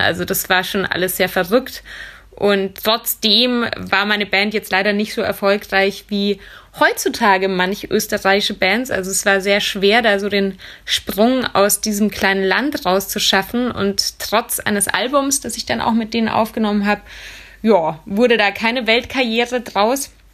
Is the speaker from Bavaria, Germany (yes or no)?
yes; Munich, Bavaria, Germany; moved away as an adult; also born or lived in Vienna; Ich wollte aus meiner Heimatstadt München weg